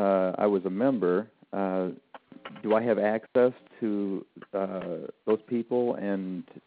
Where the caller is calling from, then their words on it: Michigan, United States; I'm calling from Michigan.